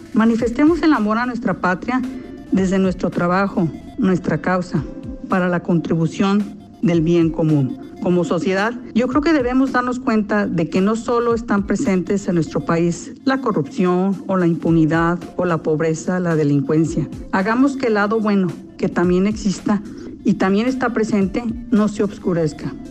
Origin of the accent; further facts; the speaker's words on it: Mexico; México es cada uno de nosotros